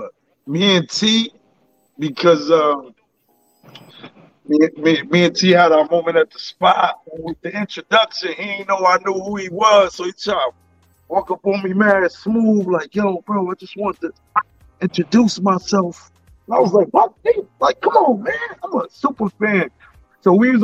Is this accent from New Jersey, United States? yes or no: yes; Paterson, New Jersey, United States; I'm from Paterson, New Jersey. I've been the ambassador of this city 25 years.